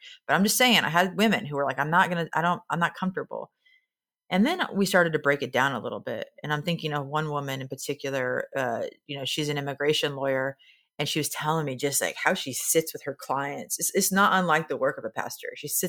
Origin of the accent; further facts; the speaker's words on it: Nebraska, United States; Again, I'm from Nebraska, so I speak in a lot of farm idioms. And in Nebraska, we talk about the bet the farm kind of risk.